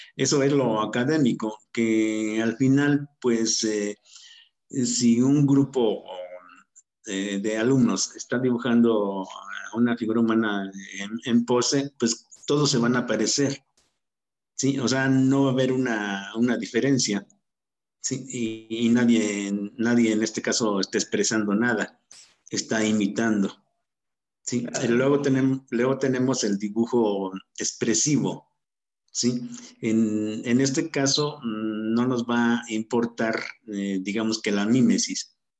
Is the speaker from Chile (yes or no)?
no; Salvatierra, Guanajuato, Mexico; also born or lived in Mexico City; now in Toluca, Mexico; soy originario de Salvatierra, Guanajuato. Hace muchos años que estoy viviendo ya aquí en Toluca, o sea, digamos que soy más mexiquense que guanajuatense